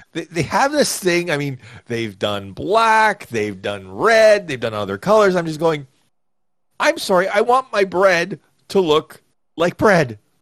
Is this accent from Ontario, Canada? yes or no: yes; Toronto, Ontario, Canada; I'm from Toronto